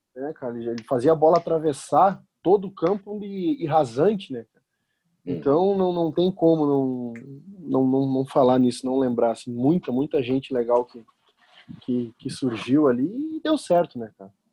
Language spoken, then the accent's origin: Portuguese; Caçador / Itapema, Santa Catarina, Brazil; moved away; also born or lived in Rio Grande do Sul / São Paulo; nos mudamos de Caçador, fomos para Itapema, Santa Catarina também